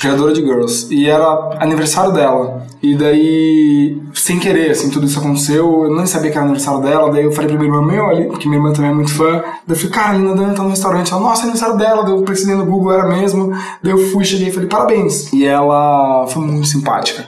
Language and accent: Portuguese; São Paulo, Brazil; São Paulo, nascido e criado.